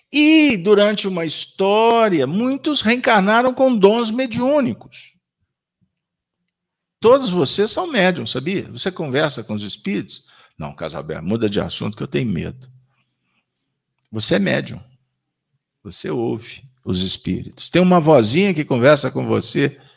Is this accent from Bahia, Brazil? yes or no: yes; Bahia, Brazil; De minha mãe, eu sou da Bahia.